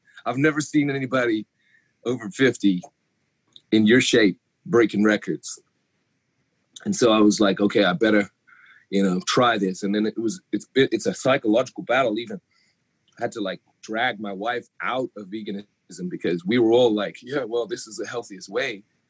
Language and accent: English; England, United Kingdom; now in United States; coming from England, we don't have the collegiate system the way you do over here. I mean, if my accent goes in and out of England, it's because I've been in America 20 years, but born in England.